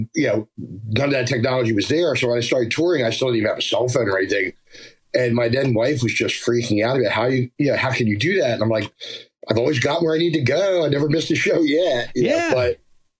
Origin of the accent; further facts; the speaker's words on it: Pennsauken, New Jersey, United States; accent: Jersey; also born or lived in Philadelphia, Pennsylvania; now in Memphis, United States; I was born in Philadelphia, and then I was the last of four kids. We moved to South Jersey right after I was born. So basically, I grew up in South Jersey, a town called Pensauken